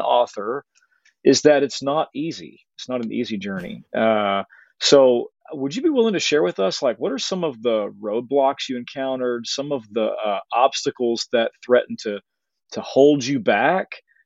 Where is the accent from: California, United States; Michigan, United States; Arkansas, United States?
Arkansas, United States; I'm from Arkansas.